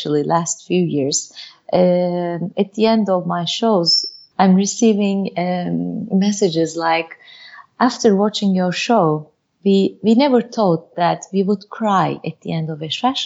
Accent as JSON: {"language": "English", "country": "Turkey", "tie": "born or raised there", "also_born_or_lived": "Bursa, Turkey / Istanbul, Turkey", "said": "I was born and raised in Turkey, in Bursa and Istanbul"}